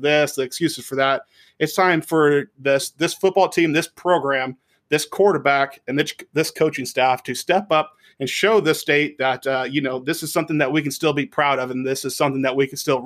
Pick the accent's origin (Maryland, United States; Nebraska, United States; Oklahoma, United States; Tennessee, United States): Nebraska, United States; Lincoln; if you're born and raised in Lincoln, like we are